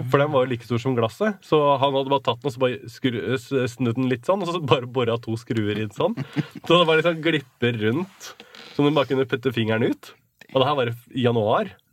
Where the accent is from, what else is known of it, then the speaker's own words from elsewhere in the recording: Norway; vi er fra Norway